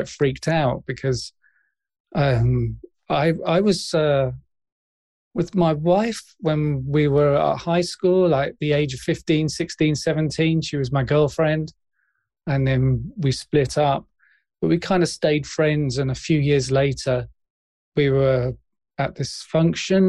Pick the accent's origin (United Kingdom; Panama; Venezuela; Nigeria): United Kingdom; London; moved away as an adult; also born or lived in South Coast of England; now in South Coast, United Kingdom; I grew up in West London in an area called Ealing, and we moved there when I was like 3 or 4 years old, and I lived there till I was 40. And then we moved to the South Coast.